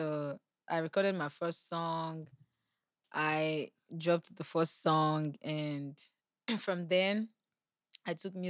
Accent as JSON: {"language": "English", "region": "Lagos", "country": "Nigeria", "tie": "born or raised there", "also_born_or_lived": "Bayelsa State", "said": "I grew up in Lagos."}